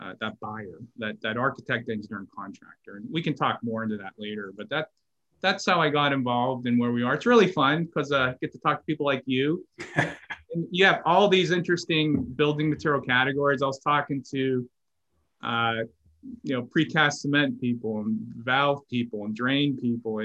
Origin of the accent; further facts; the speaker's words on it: Pittsburgh, Pennsylvania, United States; also born or lived in Florida / Texas / Memphis / Washington, D.C.; now in Atlanta, United States; I grew up in Pittsburgh and I moved like probably 12 times in Pittsburgh